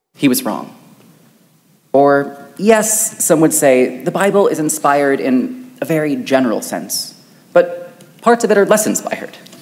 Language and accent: English; Wichita, Kansas, United States; a church in my hometown of Wichita, Kansas